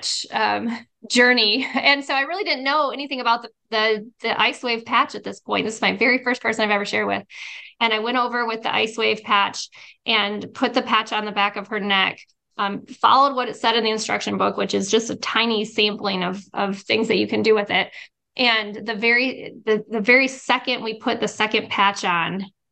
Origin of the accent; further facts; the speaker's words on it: Arizona, United States; I'm from Arizona